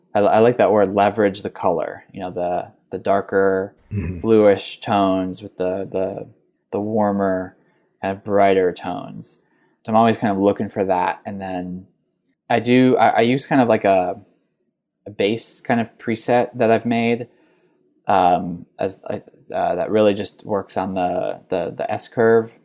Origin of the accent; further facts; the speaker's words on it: New York, United States; moved away as an adult; also born or lived in Chicago / Cincinnati; I grew up right outside of New York City